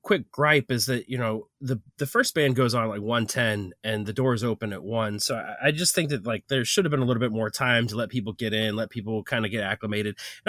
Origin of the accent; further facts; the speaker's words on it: St. Louis, Missouri, United States; Obviously, we are from St. Louis, and so to get to Grand Rapids was a little bit of a trek.